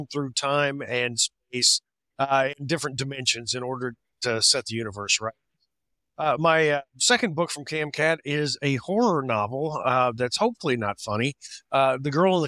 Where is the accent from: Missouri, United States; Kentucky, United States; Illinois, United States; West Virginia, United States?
Missouri, United States; I grew up in Missouri on a farm.